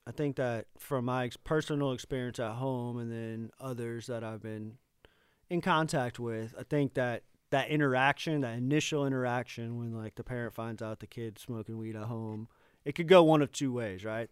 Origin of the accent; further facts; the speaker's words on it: Tampa, Florida, United States; moved away; growing up in Tampa